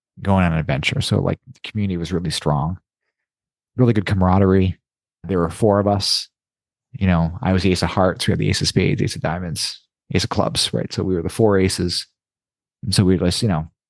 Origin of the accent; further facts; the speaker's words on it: Toronto, Ontario, Canada; When I was young, I grew up in Toronto